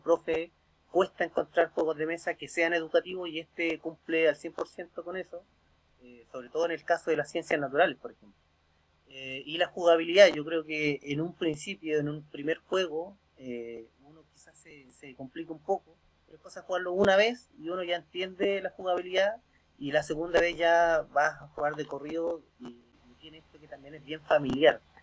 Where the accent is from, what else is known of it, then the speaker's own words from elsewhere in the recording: Santiago, Santiago Metropolitan Region, Chile; Yo soy de Santiago